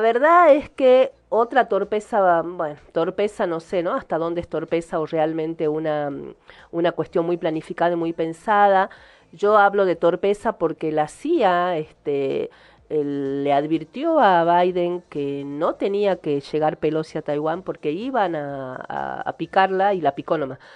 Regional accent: Argentina; yo soy argentina

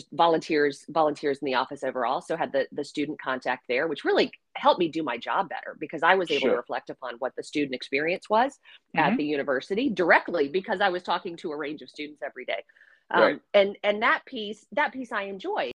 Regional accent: Virginia, United States; moved away as an adult; also born or lived in Atlanta, Georgia / Nashville, Tennessee; my home state of Virginia

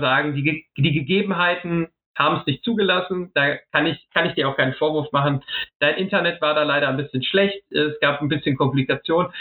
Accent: Ruhr area, North Rhine-Westphalia, Germany; also born or lived in Essen; ich liebe das Ruhrgebiet wirklich. Ähm, da komme ich her, da gehe ich hin

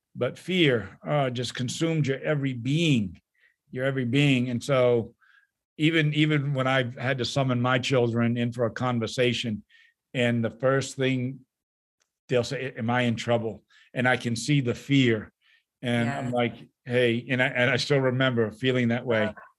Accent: New England, United States; now in Midwest, United States; I'm from New England

